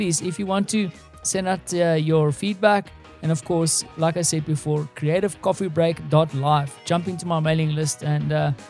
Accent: South Africa; As a South African

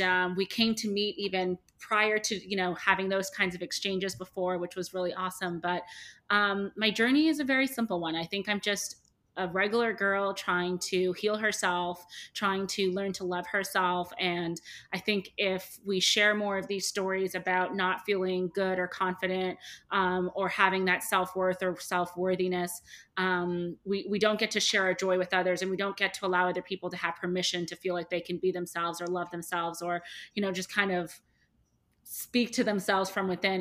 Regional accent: Toronto, Ontario, Canada; moved away as an adult; now in New York, United States; I am originally from Toronto. I live in New York. I've been here for about seven years.

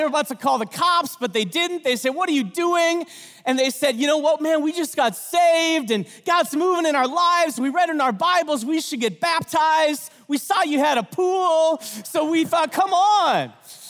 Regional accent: North Dakota, United States; I'm from North Dakota.

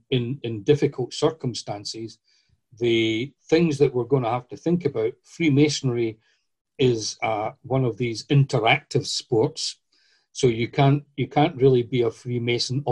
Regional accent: Scotland, United Kingdom; I'm from Scotland

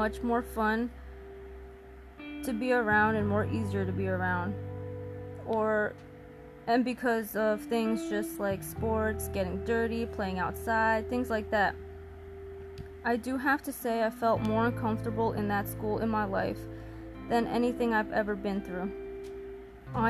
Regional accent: New Jersey, United States; I'm from New Jersey

